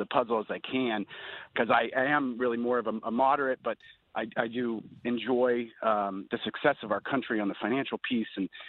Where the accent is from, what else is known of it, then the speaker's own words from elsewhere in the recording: California, United States; now in Vermont, United States; Originally, I'm from California